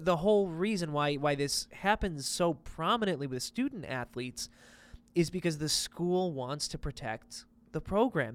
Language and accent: English; town next to Kent, Ohio, United States; Kent is the, the town next to my hometown